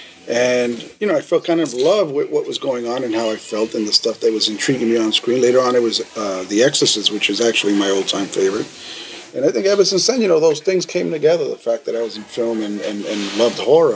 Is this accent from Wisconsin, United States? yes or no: no; New York City, New York, United States; also born or lived in Lower East Side, Manhattan; my mother moved up to the South Bronx probably when I was about a year old